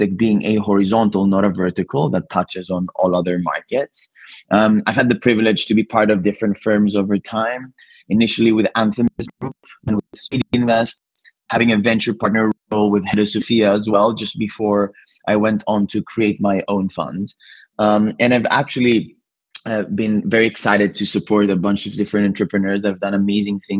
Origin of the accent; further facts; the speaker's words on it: Athens, Attica, Greece; moved away as an adult; also born or lived in Cambridge, United Kingdom; now in London, United Kingdom; I'm originally Greek. I was born and raised in Athens and actually came to the UK to study in Cambridge and transitioned to London, and now almost 14 years in London